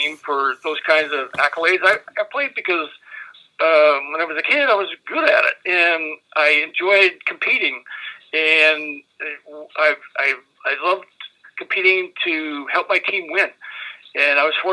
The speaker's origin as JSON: {"language": "English", "town": "Chicago", "region": "Illinois", "country": "United States", "tie": "born or raised there", "said": "Chicago's my hometown"}